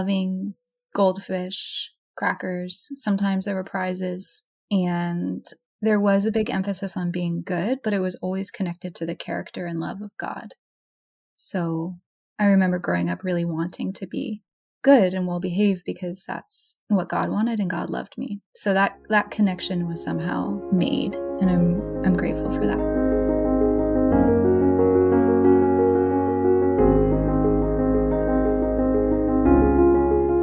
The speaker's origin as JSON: {"language": "English", "region": "Kentucky", "country": "United States", "tie": "born or raised there", "said": "I grew up in Sunday school in the South or in Kentucky"}